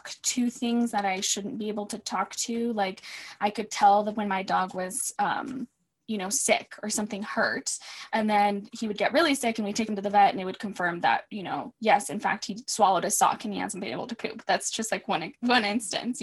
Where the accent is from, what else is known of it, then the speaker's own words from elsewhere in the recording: United States; also born or lived in Mexico; I was brought to the States as a baby. So I've been here my whole life